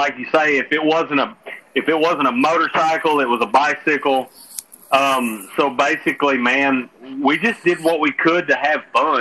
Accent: Gurdon, Arkansas, United States; I'm from Gurdon, Arkansas. There's no city here. It's all backwoods.

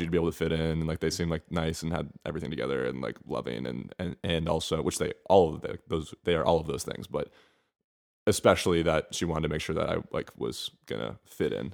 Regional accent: Bethesda, Maryland, United States; moved away as an adult; also born or lived in Atlanta, Georgia / Miami / Spain; now in Los Angeles, United States; raised outside of Washington, D C, in a town called Bethesda, Maryland

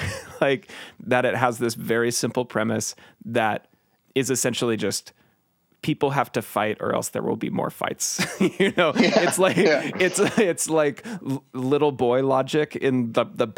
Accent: Portland, Oregon, United States; I grew up in Portland, and just seeing Nick Cage walking around Portland

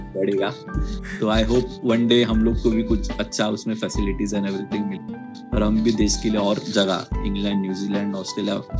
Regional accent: Mumbai, Maharashtra, India; मैं मुंबई का रहने वाला हूँ

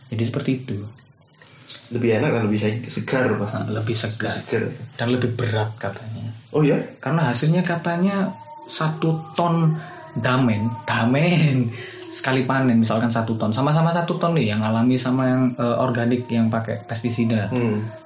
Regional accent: Pandaan, East Java, Indonesia; also born or lived in Surabaya; Ya walaupun saya lahirnya di Surabaya, hmm. jadi saya tinggal lama di Pandaan

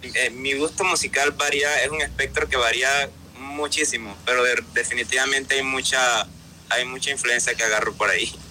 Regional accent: Panama; soy un cantautor panameño

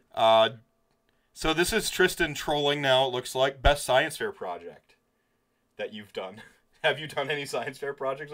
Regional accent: Wisconsin, United States; growing up in Wisconsin

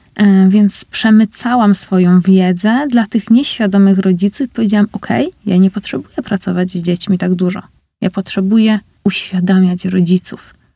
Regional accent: Uniejów, Łódź Voivodeship, Poland; also born or lived in Scotland; now in Łódź, Poland; w Uniejowie, gdzie jest moje rodzinne miasto

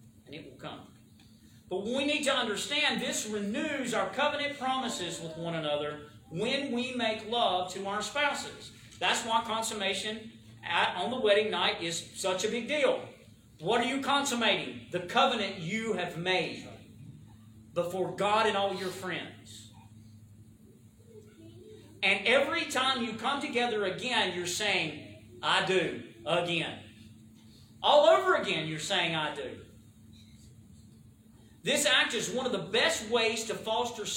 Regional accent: the South, United States; accent: southern; My southern accent

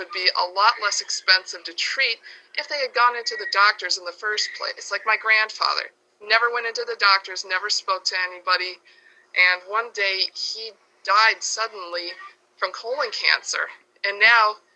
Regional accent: New York, United States; my home state of New York

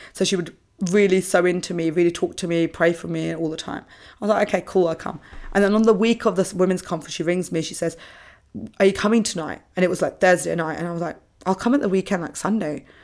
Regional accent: England, United Kingdom; moved away as an adult; now in Australia; growing up in England, we do, a lot of schools are Church of England

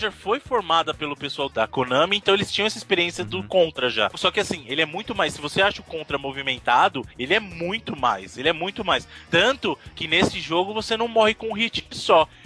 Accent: Bahia, Brazil; eu sou baiano, rapaz.

